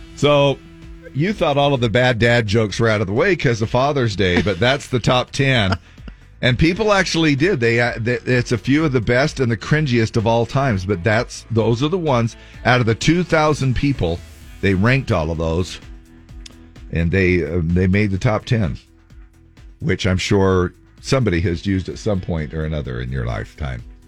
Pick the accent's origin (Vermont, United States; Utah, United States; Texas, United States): Utah, United States; Cottonwood area; somebody that I grew up with in the Cottonwood area